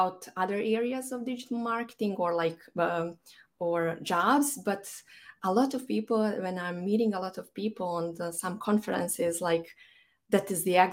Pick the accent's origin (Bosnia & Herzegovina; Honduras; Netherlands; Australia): Bosnia & Herzegovina; Banja Luka, Republika Srpska; moved away as an adult; now in Dublin, Ireland; I'm based in Dublin, even though my hometown is Banja Luka, which is in Bosnia and Herzegovina.